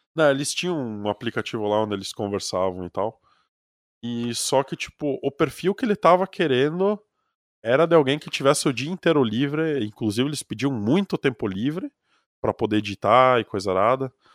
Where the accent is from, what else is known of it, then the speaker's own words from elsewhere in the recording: Brazil; accent: sotaque de colonão do interior; como eu tenho sotaque de colonão do interior